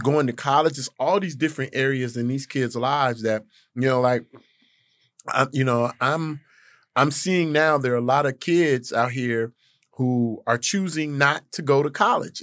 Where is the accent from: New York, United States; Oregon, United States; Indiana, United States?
Indiana, United States; Gary; I grew up in Gary, Indiana